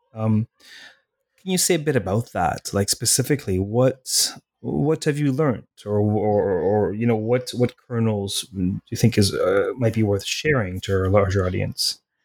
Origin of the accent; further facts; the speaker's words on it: Toronto, Ontario, Canada; I was raised in Toronto